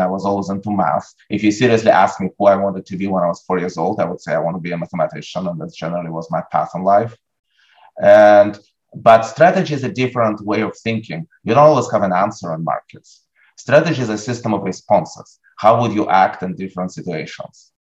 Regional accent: Russia; moved away; I grew up in Russia. As a teenager in Russia

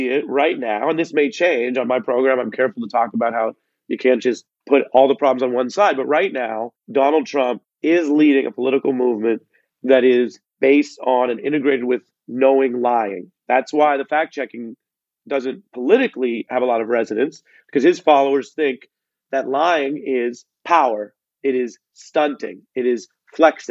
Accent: Seattle, Washington, United States; I'm from Seattle

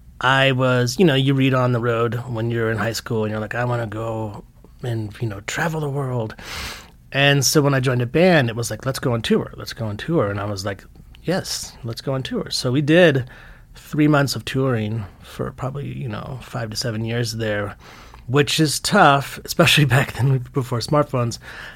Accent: Fort Worth, Texas, United States; born there; also born or lived in Lompoc, California; I was born in Fort Worth, Texas.

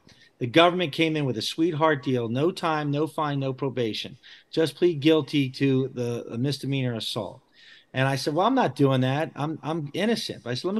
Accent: Bucks County, Pennsylvania, United States; I grew up in Bucks County where I live, and that's the district I would be representing. And so, you know, I lived in the bottom part of it, and I now live in the top part of it.

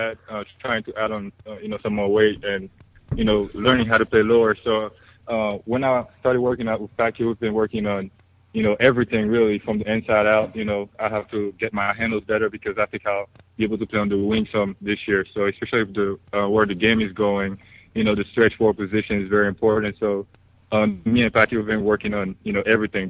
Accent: Haiti; moved away; I'm from Haiti

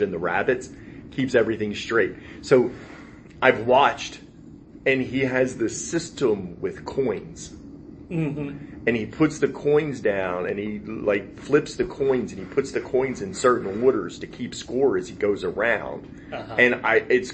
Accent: New Jersey, United States; moved away as an adult; also born or lived in Philadelphia, Pennsylvania; now in Henderson County, Texas, United States; I was born in Philadelphia, grew up in New Jersey

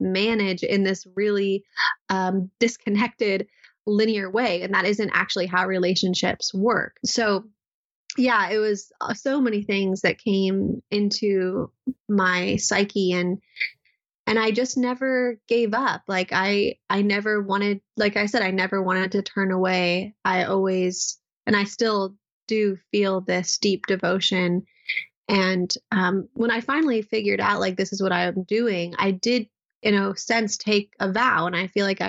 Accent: Southern California, United States; I grew up in Southern California in a place that really wasn't so much about nature connection

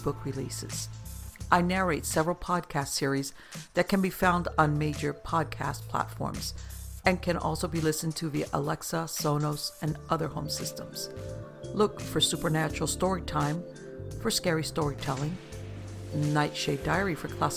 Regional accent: Miami, Florida, United States; moved away as an adult; now in North Florida, United States; I was born and raised in Miami

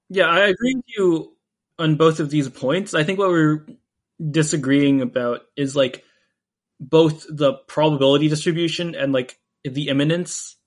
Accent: United States; now in Canada; I, I actually live in Canada right now, um, even though I'm an American citizen

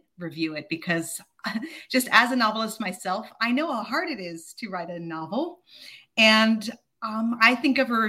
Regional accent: Honolulu, Hawaii, United States; I grew up in Honolulu.

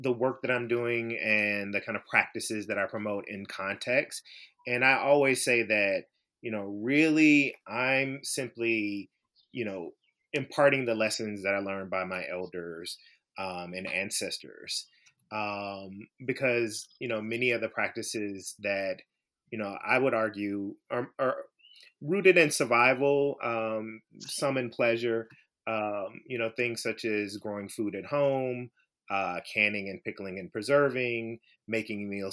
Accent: Memphis, Tennessee, United States; I grew up in Memphis, Tennessee

